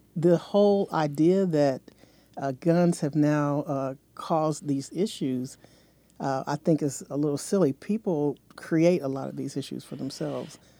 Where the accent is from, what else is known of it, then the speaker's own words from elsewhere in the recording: San Diego, California, United States; I grew up in Southern California